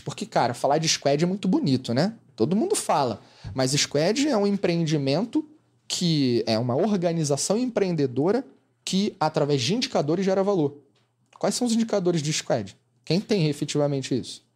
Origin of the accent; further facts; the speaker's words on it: Rio de Janeiro, Brazil; Eu sou carioca